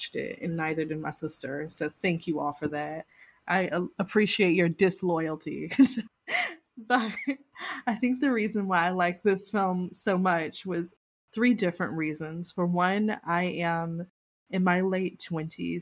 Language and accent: English; the South, United States; I come from the South and like my family is very personally linked to slavery